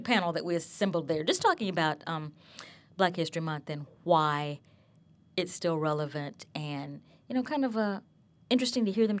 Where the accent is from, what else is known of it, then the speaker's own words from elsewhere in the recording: Alabama, United States; when I grew up in Alabama